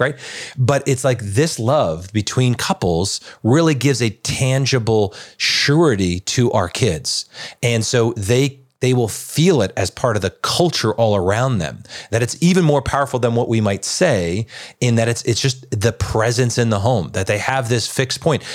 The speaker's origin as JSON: {"language": "English", "area": "Long Island", "region": "New York", "country": "United States", "tie": "born or raised there", "said": "I grew up in Long Island"}